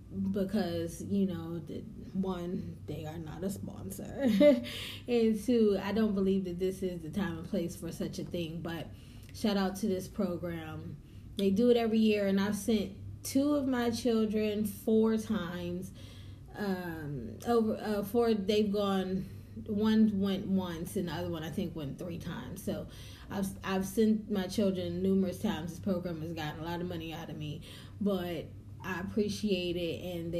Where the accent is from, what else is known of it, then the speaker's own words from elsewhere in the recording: the North, United States; also born or lived in the South (US); I am a Northern girl, raised. I was born in the South, but they drug me up out of here and took me up to the North